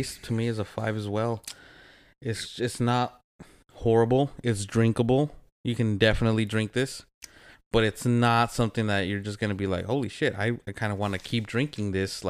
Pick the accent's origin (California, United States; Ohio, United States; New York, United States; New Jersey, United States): California, United States; Whittier; I grew up over here in Whittier. I hung out with a lot of the Pico punks, and their go-to was the Mickey's.